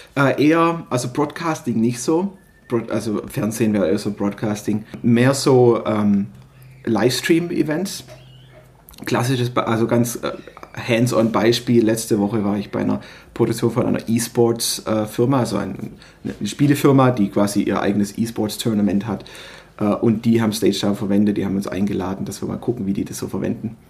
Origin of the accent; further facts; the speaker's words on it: Stuttgart region, Baden-Württemberg, Germany; Ich bin äh, aus der Region Stuttgart